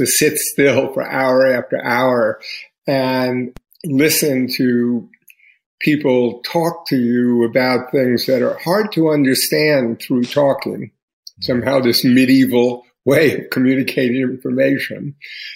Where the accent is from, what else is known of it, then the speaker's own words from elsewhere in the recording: New York City, New York, United States; the environment I grew up with in Queens in the 1950s in a Jewish neighborhood